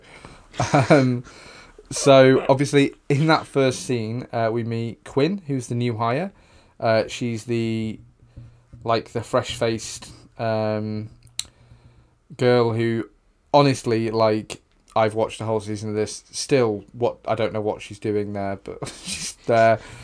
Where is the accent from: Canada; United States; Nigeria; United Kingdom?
United Kingdom; the north of England; two white guys from the north of England